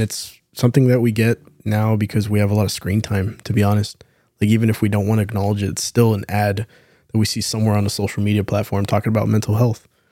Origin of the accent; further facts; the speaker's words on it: San Antonio, Texas, United States; born and raised in San Antonio